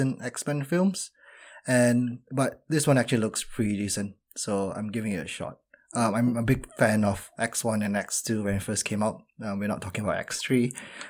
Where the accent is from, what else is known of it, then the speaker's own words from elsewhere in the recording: Malaysia; I'm Malaysian